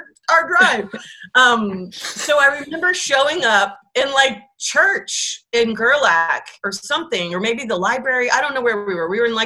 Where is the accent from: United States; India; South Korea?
United States; Bay Area, California; I grew up in the Bay Area.